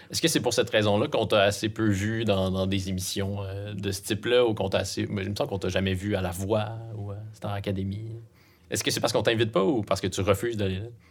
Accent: Abitibi-Témiscamingue, Quebec, Canada; on vient de la BTB

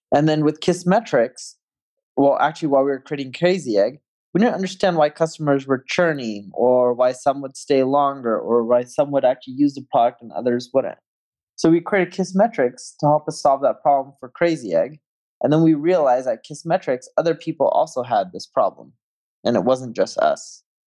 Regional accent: Orange County, California, United States; now in Las Vegas, United States; I grew up in Orange County, California

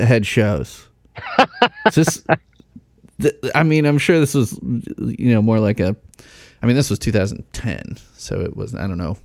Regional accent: Chicago, Illinois, United States; I grew up in the Chicago area and in the burbs

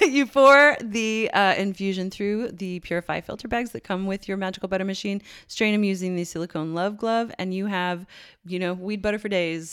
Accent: Newfoundland and Labrador, Canada; moved away as an adult; also born or lived in Ireland; I grew up in one in Newfoundland

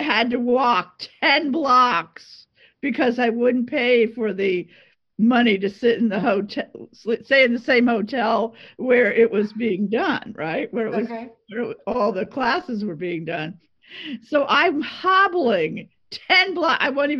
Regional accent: Long Island, New York, United States; moved away as an adult; also born or lived in Pennsylvania; I was born in New York City. Okay. I was raised on Long Island. I went to school in Pennsylvania

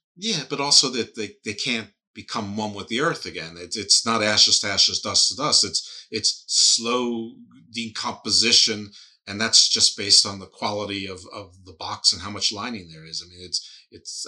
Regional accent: United States; I'm American

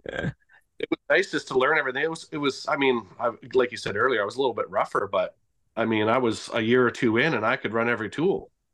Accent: Victoria, British Columbia, Canada; now in Grande Prairie, Canada; I'm originally from Victoria, B C, and I'm currently in Grand Prix, Alberta

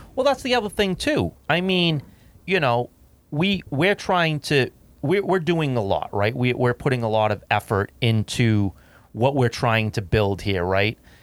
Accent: United States; as an American citizen

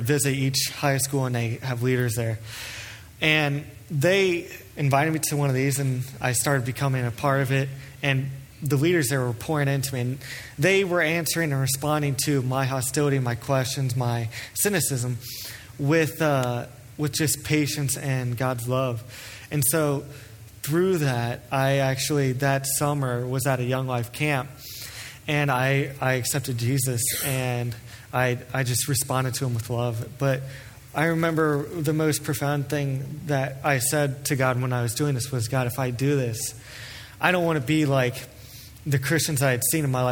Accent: Cleves, Ohio, United States; I grew up in Cleves, Ohio, which is southwest of here by the Ohio River

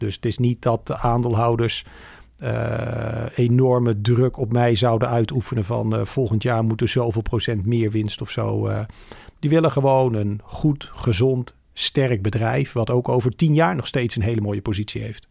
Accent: Woerden, Utrecht, Netherlands; Ik ben opgegroeid in Woerden, dat is vlakbij

